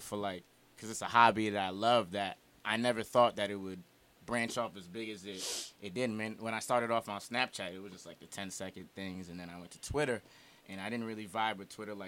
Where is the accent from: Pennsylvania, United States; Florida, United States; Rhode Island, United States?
Rhode Island, United States; East Providence; I'm from East Providence, Rhode Island. And I went to East Providence High School